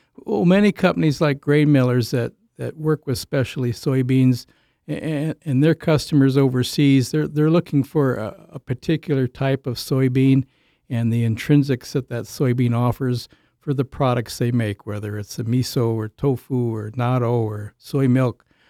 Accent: Illinois, United States; moved away as an adult; also born or lived in Jackson, Minnesota / Olivia, Minnesota / Saint Paul, Minnesota; now in Minnesota, United States; originally, I'm a from Illinois

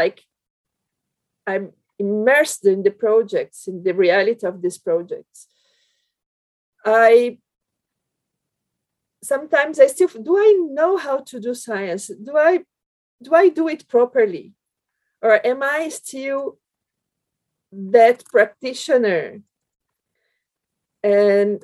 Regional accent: Brazil; English is a second language; moved away as an adult; also born or lived in Belgium; now in United Kingdom; I came from Brazil to Europe

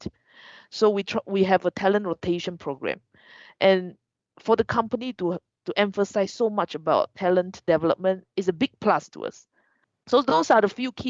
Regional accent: Malaysia; moved away; I want to go home. So Malaysia

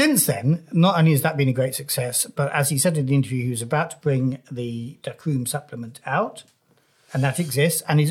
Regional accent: Wales, United Kingdom; I'm a Welshman

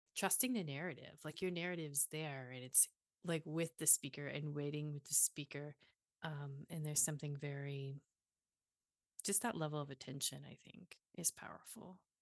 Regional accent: the South, United States; growing up in the South

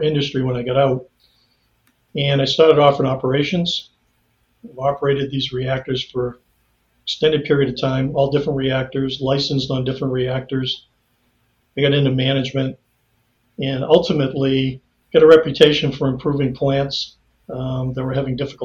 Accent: New England, United States; moved away; I was born in the United States in New England

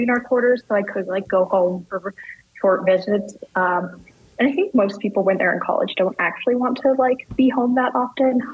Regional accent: New Mexico, United States; moved away as an adult; also born or lived in Boston / Washington State / Madison, Wisconsin; now in Chiapas, Mexico; I was from New Mexico

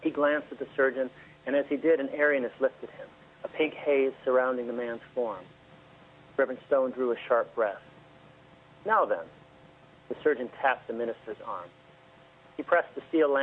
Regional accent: Detroit, Michigan, United States; now in Massachusetts, United States; I grew up in the Detroit area

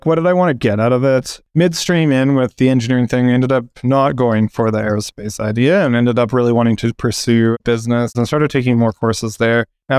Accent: Calgary, Alberta, Canada; moved away as an adult; also born or lived in Toronto; Yeah, in Calgary, actually.

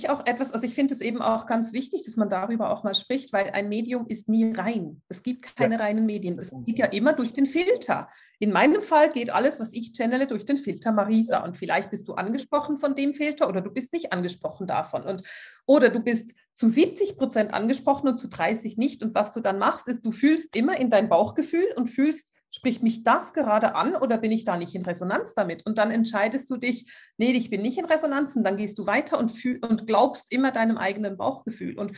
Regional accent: Switzerland; Ich muss, ich bin Schweizerin, ich muss Französisch sprechen.

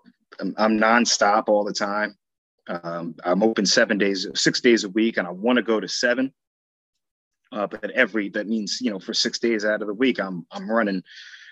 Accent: Sayreville, New Jersey, United States; moved away as an adult; also born or lived in Georgia / Philadelphia; I'm from New Jersey, Sayreville, New Jersey. High school there. That's pretty much where I did most of my growing up.

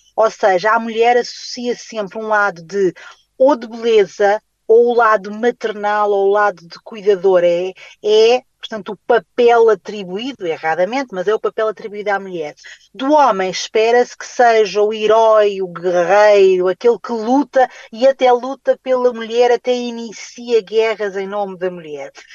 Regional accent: Guinea-Bissau; eu nasci na Guiné-Bissau

